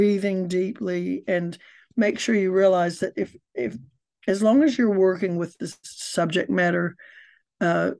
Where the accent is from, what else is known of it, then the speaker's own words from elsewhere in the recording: United States; now in New Zealand; I'm an American and I've lived in New Zealand for 50 years, so I've been here a long time, longer than your students have been alive, and I'm a Kiwi now